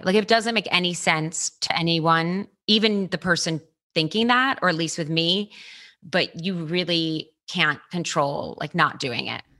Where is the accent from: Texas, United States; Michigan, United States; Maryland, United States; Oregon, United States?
Maryland, United States; Baltimore; born or raised there; now in Los Angeles, United States